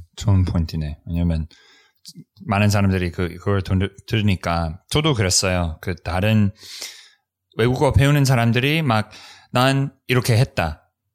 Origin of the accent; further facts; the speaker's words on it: United States; Korean is a second language; 우리 미국에서는